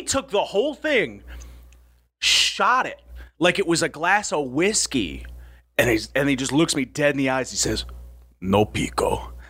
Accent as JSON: {"language": "English", "region": "Michigan", "country": "United States", "said": "I'm from Michigan. We don't have scorpions."}